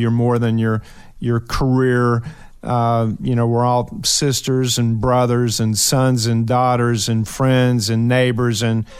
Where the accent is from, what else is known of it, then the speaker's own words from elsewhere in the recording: Ashland, Kentucky, United States; I'm from Kentucky. I think everybody knows that. Shout out to Ashland, Kentucky